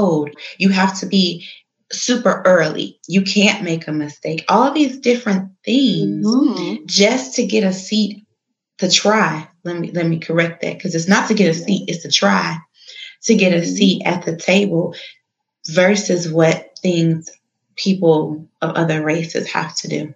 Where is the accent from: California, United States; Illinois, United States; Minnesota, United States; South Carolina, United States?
Illinois, United States; Chicago; my hometown, the city of Chi